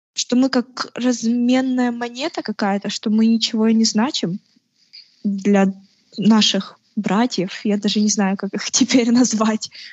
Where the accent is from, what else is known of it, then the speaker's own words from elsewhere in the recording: Kharkiv, Kharkiv Oblast, Ukraine; also born or lived in Henichesk, Kherson Oblast; я геничанка. Это Херсонская область. А, но живу в Харькове где-то с трех лет